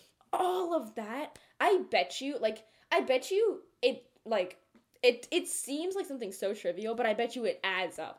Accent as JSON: {"language": "English", "town": "Cupertino", "region": "California", "country": "United States", "first_language": "Telugu", "said": "We're from Cupertino, right? We've been around Apple campuses. Yeah, we live there"}